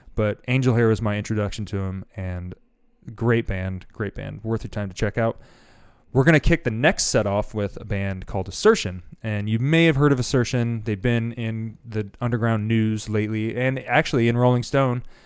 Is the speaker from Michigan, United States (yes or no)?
yes; Grand Rapids, Michigan, United States; growing up in Grand Rapids, Michigan